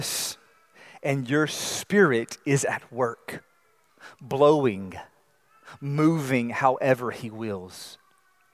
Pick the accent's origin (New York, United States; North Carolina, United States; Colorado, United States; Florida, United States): North Carolina, United States; I grew up in North Carolina